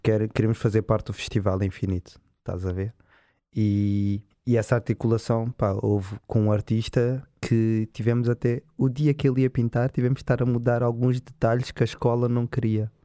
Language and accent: Portuguese; Cascais, Lisbon, Portugal; nós, como nascidos e criados em Cascais